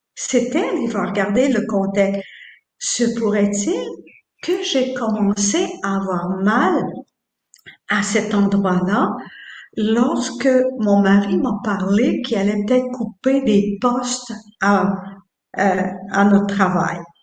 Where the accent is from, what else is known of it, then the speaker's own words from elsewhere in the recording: Quebec, Canada; je suis née au Québec il y a maintenant 72 ans